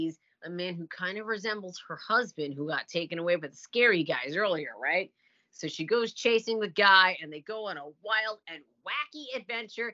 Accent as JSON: {"language": "English", "town": "Orlando", "region": "Florida", "country": "United States", "tie": "born or raised there", "said": "I grew up in Orlando."}